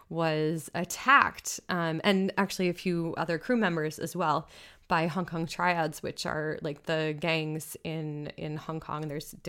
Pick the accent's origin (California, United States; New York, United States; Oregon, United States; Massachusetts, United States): Massachusetts, United States; You know, I think of like Boston, where I'm from. I'm not from Boston. I'm from a town outside of Boston